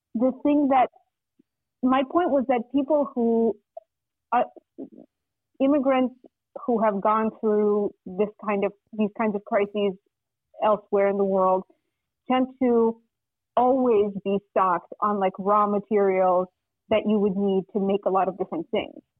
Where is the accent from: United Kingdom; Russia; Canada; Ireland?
Russia; now in United States; I'm from Russia originally, and I came to the United States in 1997, um, and uh, so I like lived in Russia with my family through most of the 90s